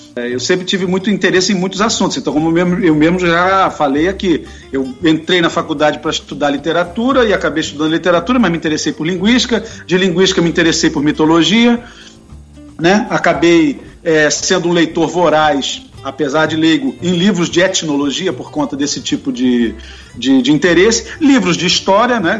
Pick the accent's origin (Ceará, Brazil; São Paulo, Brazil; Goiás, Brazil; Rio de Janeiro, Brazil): Rio de Janeiro, Brazil; Fui crescido, nascido e criado no Rio, na zona norte do Rio